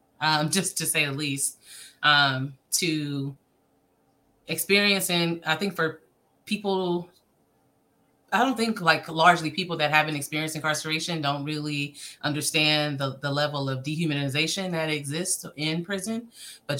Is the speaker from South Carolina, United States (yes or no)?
no; Oakland, California, United States; I was born and raised in Oakland, middle school, high school, throughout over in the East Bay